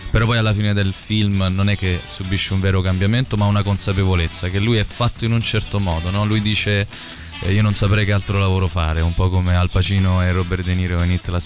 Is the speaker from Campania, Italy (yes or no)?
yes; Naples, Campania, Italy; io sono napoletano